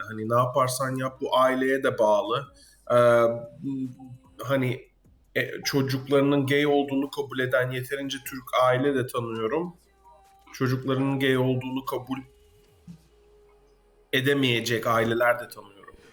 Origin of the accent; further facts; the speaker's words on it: Netherlands; Hollanda'dayım mesela. Ee, ve Hollandalıyım.